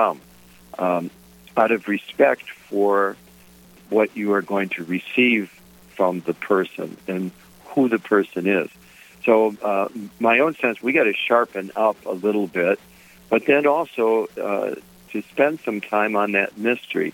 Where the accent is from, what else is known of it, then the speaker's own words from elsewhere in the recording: Detroit, Michigan, United States; my family, where I grew up in Detroit, we were very ordinary folks